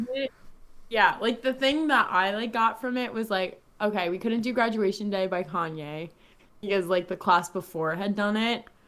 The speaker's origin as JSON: {"language": "English", "area": "Long Island", "region": "New York", "country": "United States", "tie": "born or raised there", "moved": "as an adult", "lives_now": "Miami, United States", "said": "I moved from New York right to South Florida, literally the second after graduation"}